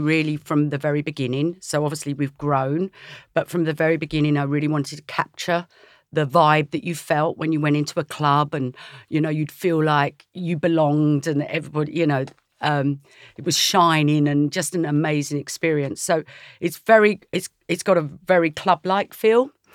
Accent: Essex, East of England, United Kingdom; I was brought up in Essex

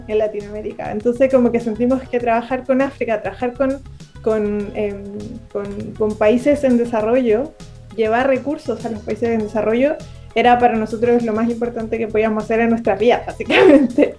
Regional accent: Chile; yo soy chilena

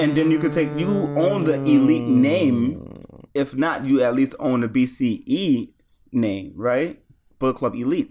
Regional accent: United States; as an American

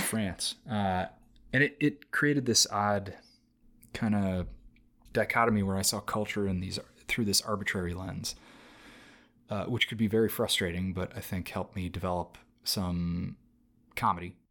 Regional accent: United States; now in Los Angeles, United States; I grew up in America

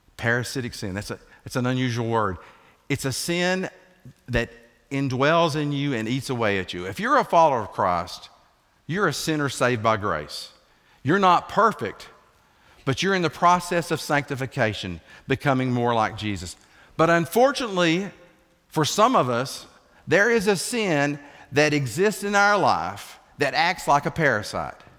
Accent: Ocoee River, Appalachian Mountains, Tennessee, United States; moved away; God's country is the Appalachian Mountains, and I grew up right off the Okoye River

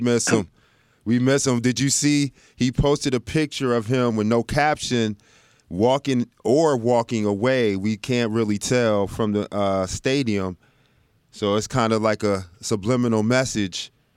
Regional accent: Dallas, Texas, United States; moved away; I grew up in Dallas

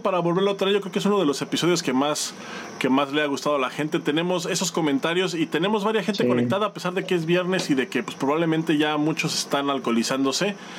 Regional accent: Querétaro, Mexico; En Querétaro, que es de donde yo soy

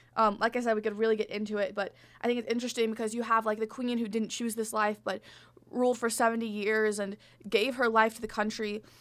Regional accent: Arkansas, United States; now in Michigan, United States; I'm from Arkansas

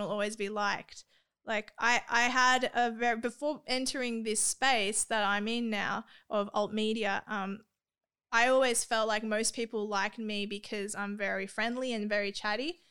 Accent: Australia; I'm Australian

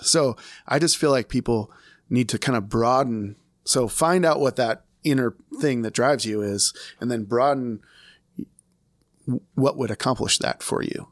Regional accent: Des Moines, Iowa, United States; I'm from Des Moines, Iowa

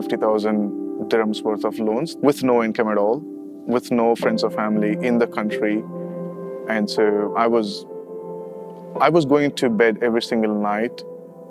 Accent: Chennai, Tamil Nadu, India; moved away as an adult; now in Dubai, United Arab Emirates; I'm originally from Chennai

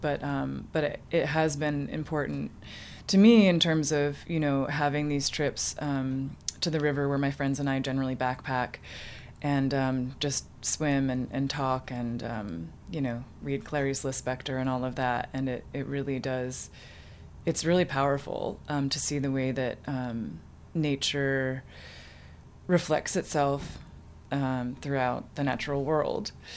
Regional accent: Townsend, Massachusetts, United States; moved away as an adult; now in Bay Area, United States; I grew up in um, a small town called Townsend, Massachusetts.

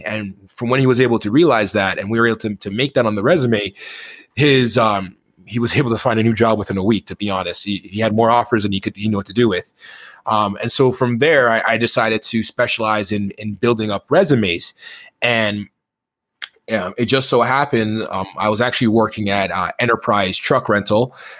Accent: Toronto, Ontario, Canada; I grew up in Toronto, and you know, I didn't grow up in the best of neighborhoods for a good portion of my life

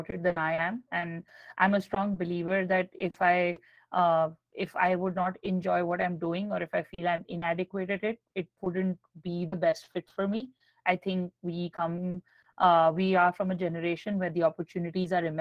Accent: New Delhi, Delhi, India; I grew up in New Delhi, India.

